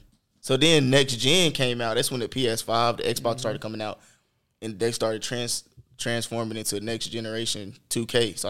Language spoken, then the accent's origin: English; Kentucky, United States; moved away as an adult; now in Houston, United States; I'm from Kentucky. Moved to Texas. I've been in Texas for about 3 years now.